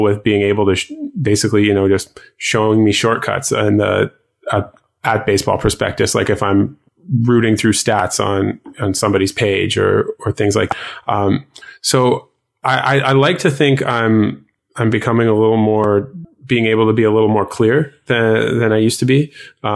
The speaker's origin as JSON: {"language": "English", "country": "Canada", "said": "I'm Canadian as well"}